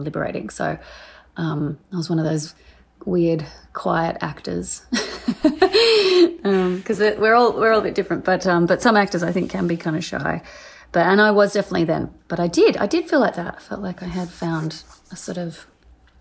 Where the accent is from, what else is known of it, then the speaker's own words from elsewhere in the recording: near Sydney, New South Wales, Australia; moved away as an adult; I'm Australian